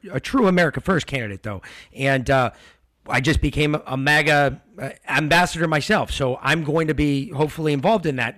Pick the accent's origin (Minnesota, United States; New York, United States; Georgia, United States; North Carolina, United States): Georgia, United States; we're from Georgia